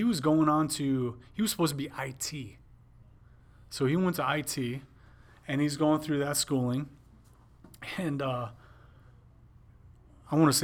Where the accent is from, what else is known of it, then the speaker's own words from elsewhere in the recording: Wisconsin, United States; I was from Wisconsin